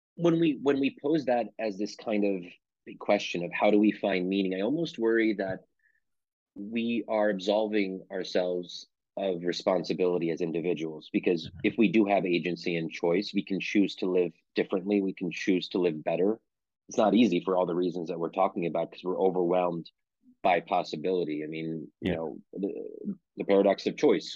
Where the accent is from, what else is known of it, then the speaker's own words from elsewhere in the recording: Pennsylvania, United States; I'm born and raised in Pennsylvania